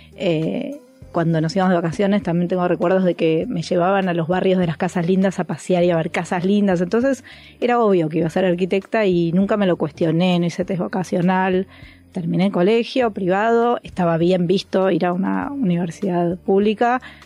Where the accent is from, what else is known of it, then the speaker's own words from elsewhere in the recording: Argentina; moved away as an adult; also born or lived in Mexico City, Mexico; nos vinimos a casa de Argentina y volvimos a instalarnos en México